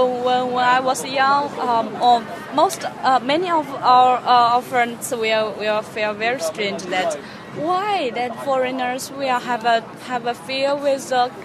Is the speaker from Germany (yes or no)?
no; China; English is a second language